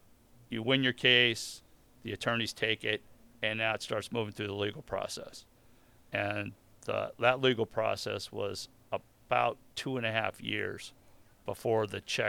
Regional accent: New Orleans, Louisiana, United States; Right? I'm from New Orleans. I got to be a Saints fan.

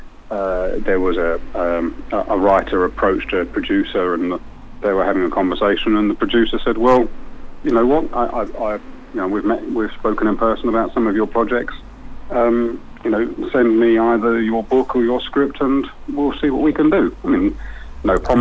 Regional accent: London, United Kingdom; moved away; I'm originally from East London

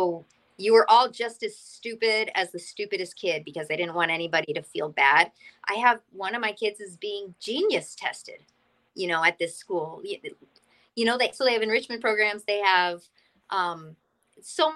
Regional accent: Massachusetts, United States; moved away as an adult; now in Florida, United States; I've lived in Massachusetts my whole life.

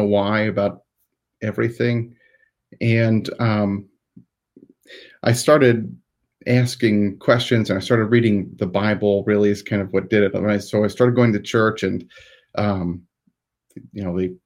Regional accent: Newcomerstown, Ohio, United States; So I grew up in Newcomerstown, which is all one word. Like, it sounds like it's not, but it's all one word in Tuscarawas County, Ohio

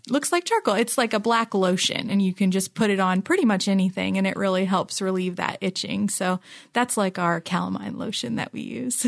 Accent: Philippines; now in Ohio, United States; I grew up in the Philippines and it's not humid here.

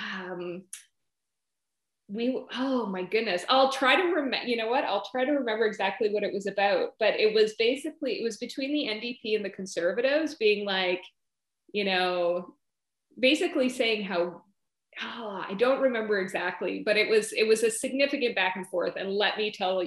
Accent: the Yukon, Northern Saskatchewan, Canada; moved away; I grew up in Northern Saskatchewan, the Yukon, and really saw firsthand the realities of young people in Canada's north

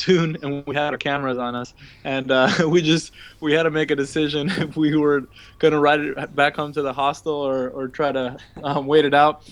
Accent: Buenos Aires, Argentina; moved away; also born or lived in New York; I'm from Buenos Aires

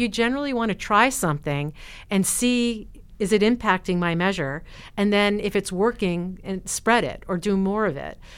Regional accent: New Jersey, United States; moved away as an adult; now in Oregon, United States; where I grew up in New Jersey

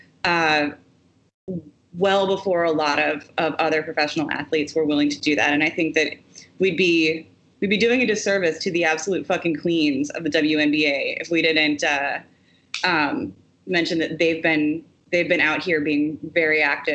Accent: Wisconsin, United States; the proud labor organizing history of resistance that comes out of my home state.

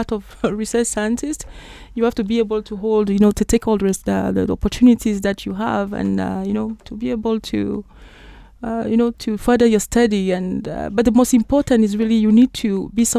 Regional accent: Cameroon; I'm originally from Cameroon

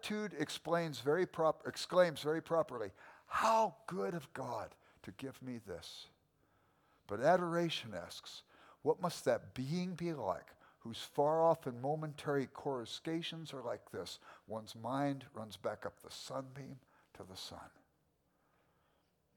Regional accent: Southern California, United States; also born or lived in Wheaton, Illinois; now in Midwest, United States; I grew up in Southern California

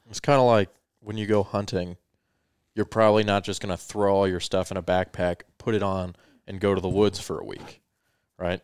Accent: Colorado, United States; born or raised there; also born or lived in Victorville, California

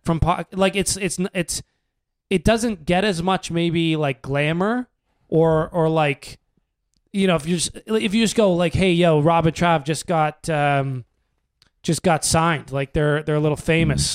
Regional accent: Canada; being a Canadian in the States

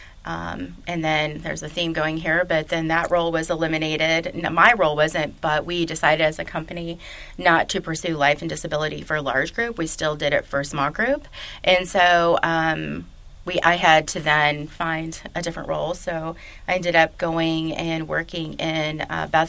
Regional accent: Chicago, Illinois, United States; moved away as an adult; also born or lived in Westchester, Illinois; now in Louisville, United States; came down to Louisville because I was from Chicago

